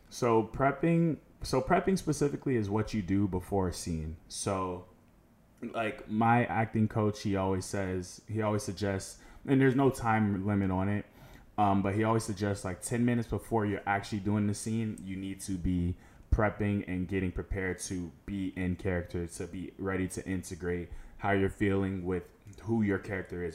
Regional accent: Orlando, Florida, United States; also born or lived in Tallahassee, Florida; I was born in Tallahassee, moved to Orlando when I was, like, seven years old, and I have been here ever since

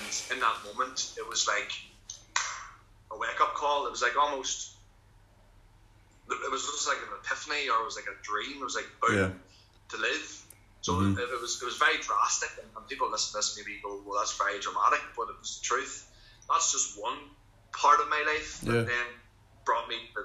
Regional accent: Lurgan, Northern Ireland, United Kingdom; my hometown

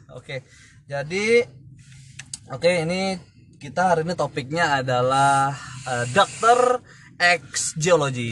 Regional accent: Medan, North Sumatra, Indonesia; gua itu dari Medan sebenarnya ya Medan terus uh, gua lulusan dari universitas negeri di salah satu Sumatera Utara

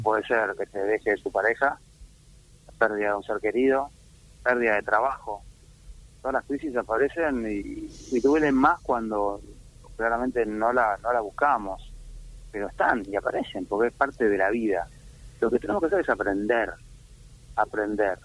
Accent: Argentina; nosotros somos los argentinos

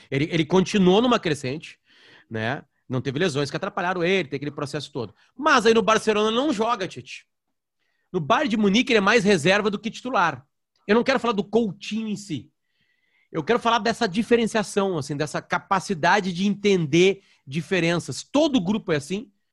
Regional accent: Gaúcho, Rio Grande do Sul, Brazil; accent: gaúcho; ele viu pelo meu sotaque que eu era gaúcho

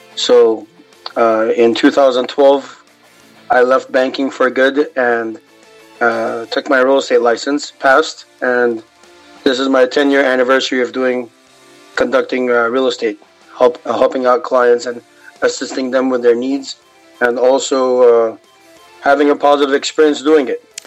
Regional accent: Kuwait; now in Los Angeles, United States; I am from Kuwait, my parents are Lebanese Armenian

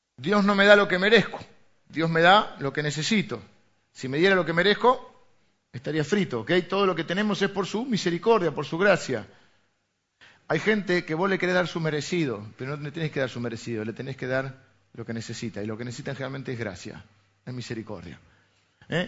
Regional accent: Argentina; venimos de Argentina

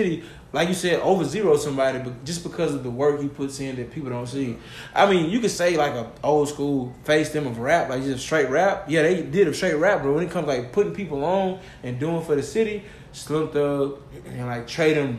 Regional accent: Cypress, Texas, United States; I'm from Cyprus

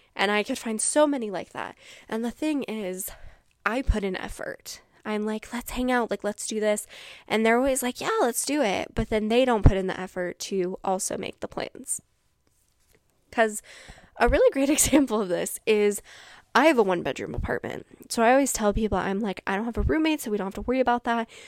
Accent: Washington, United States; I'm from Washington

